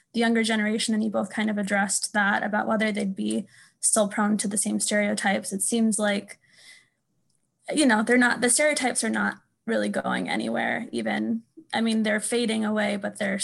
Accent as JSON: {"language": "English", "region": "California", "country": "United States", "said": "I'm from California"}